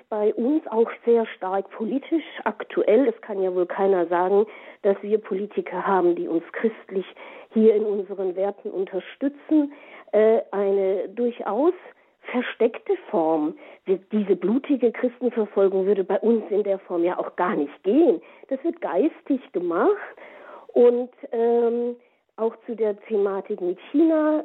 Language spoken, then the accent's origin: German; Germany; bei uns in Europa und Deutschland